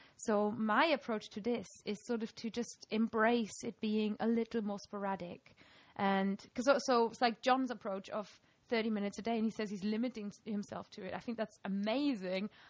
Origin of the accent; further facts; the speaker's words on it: Germany; first language German; English is a second language; moved away as an adult; now in Lancaster, United Kingdom; I'm this sort of weird accent mix of having grown up in Germany and when I was 20, I moved to England